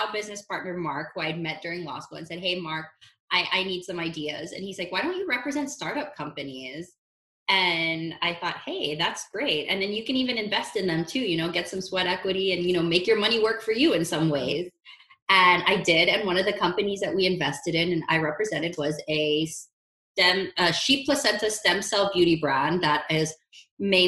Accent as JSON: {"language": "English", "country": "Philippines", "tie": "born or raised there", "also_born_or_lived": "Honolulu, Hawaii", "moved": "yes", "lives_now": "Los Angeles, United States", "said": "growing up in the Philippines"}